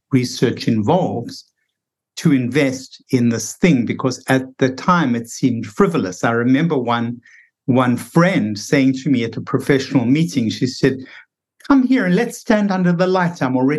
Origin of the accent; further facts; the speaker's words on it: South Africa; now in United States; because I felt it myself when I came from South Africa to the United States. I felt myself slowing down and less productive. And I thought, what's going on here? It never was like this in South Africa.